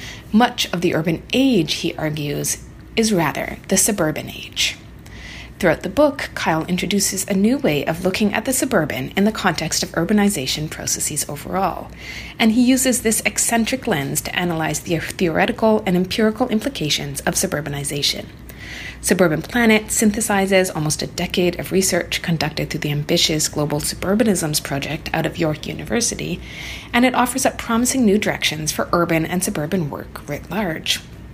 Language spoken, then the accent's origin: English; Toronto, Ontario, Canada; I grew up in the Toronto inner suburb of Scarborough